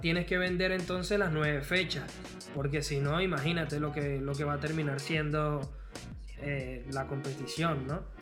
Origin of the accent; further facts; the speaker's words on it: Venezuela; a mí como venezolano